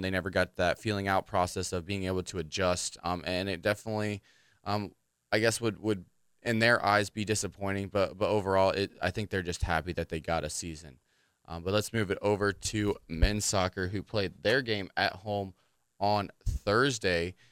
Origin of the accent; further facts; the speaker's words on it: Anderson, Indiana, United States; my hometown team